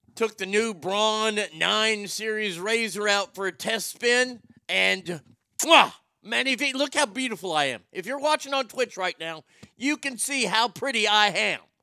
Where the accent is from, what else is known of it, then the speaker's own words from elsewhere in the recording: Texas, United States; I grew up here in Texas